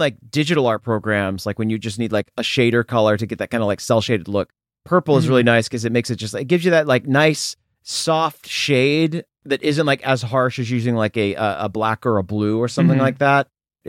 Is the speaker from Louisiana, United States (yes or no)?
no; Tennessee, United States; I'm from Tennessee originally, which is like a really, it's a humid state.